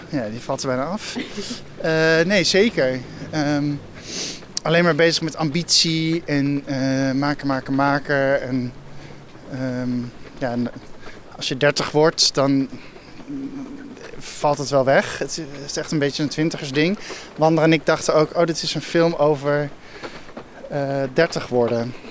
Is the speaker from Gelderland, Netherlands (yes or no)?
yes; Ede, Gelderland, Netherlands; moved away as an adult; also born or lived in Arnhem / Amsterdam; now in Nigtevecht, Netherlands; ik kwam uit Ede. Eh, ik zat op een christelijke middelbare school en Ede is sowieso heel christelijk